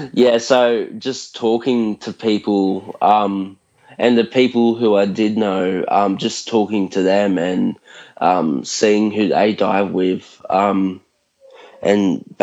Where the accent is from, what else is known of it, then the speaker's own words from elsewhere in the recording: Bulli, New South Wales, Australia; I'm from New South Wales, along the south coast.